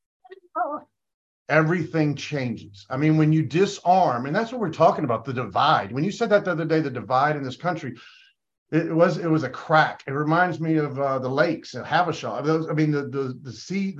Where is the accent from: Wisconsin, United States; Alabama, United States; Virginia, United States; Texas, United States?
Alabama, United States; also born or lived in Georgia; I grew up in Alabama